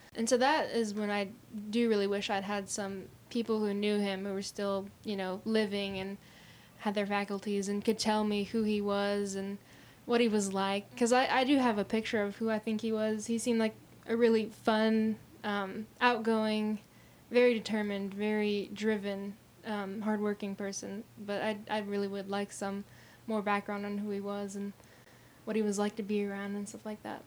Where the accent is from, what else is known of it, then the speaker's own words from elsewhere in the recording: La Grange, Kentucky, United States; my hometown of Lagrange